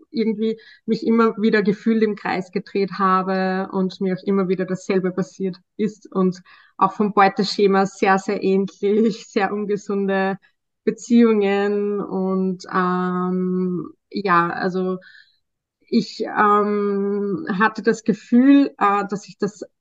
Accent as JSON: {"language": "German", "country": "Austria", "said": "ich bin im Sozialbereich tätig, äh, schon seit einigen Jahren und ich komme aus Österreich."}